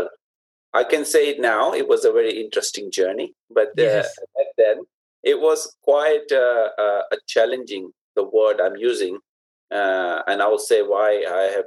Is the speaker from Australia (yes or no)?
no; Karachi, Sindh, Pakistan; moved away as an adult; also born or lived in North London; now in Birmingham, United Kingdom; I was born in Pakistan, specifically the city of Karachi